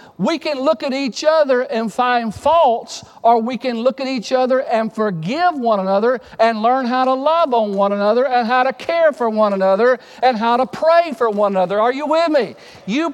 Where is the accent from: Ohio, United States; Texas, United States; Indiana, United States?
Texas, United States; I grew up in Texas